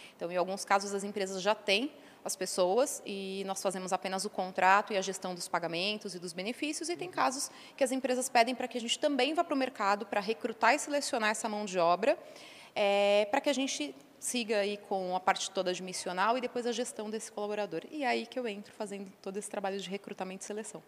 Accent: São Paulo, Brazil; Eu sou de São Paulo mesma, né, nasci aqui, estudei, morei um tempo fora é, eh, para estudar idioma, mas sou de São Paulo, natural

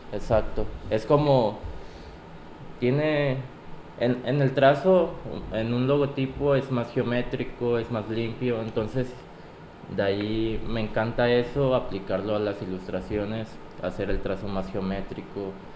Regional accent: Acapulco, Guerrero, Mexico; soy de aquí, soy de Acapulco. Aquí empezó toda, toda mi carrera

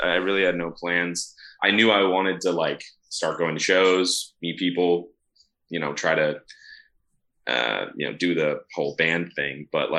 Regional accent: Seattle, Washington, United States; moved away as an adult; now in Orange County, United States; I grew up in the Seattle area in Washington.

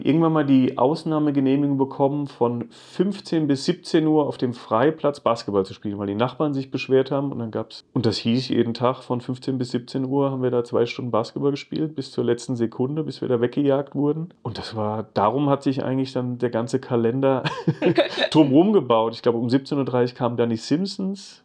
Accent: Geisenheim, Hesse, Germany; moved away as an adult; now in Mar Vista, Los Angeles, United States; Ich bin in der Nähe von Wiesbaden groß geworden

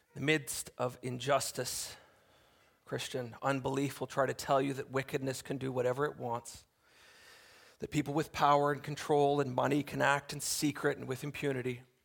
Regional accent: Canada; we enjoy as Canadian citizens

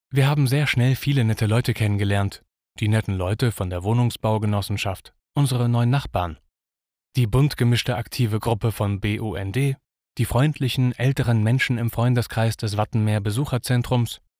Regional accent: Münster, North Rhine-Westphalia, Germany; now in Wilhelmshaven, Germany; ich bin in Münster aufgewachsen, auch eine totale Fahrradstadt.

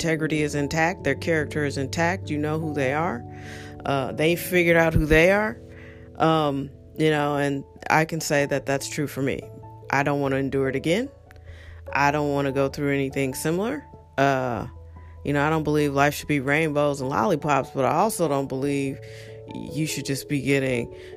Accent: St. Louis, Missouri, United States; moved away as an adult; also born or lived in Washington, D.C.; I grew up in St. Louis, and I went away to college, went to Howard University

